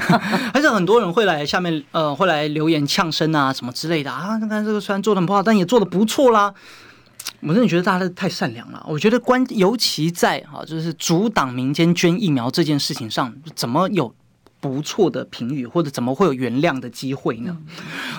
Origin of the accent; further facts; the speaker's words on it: Taiwan; 问我们台湾人自己就知道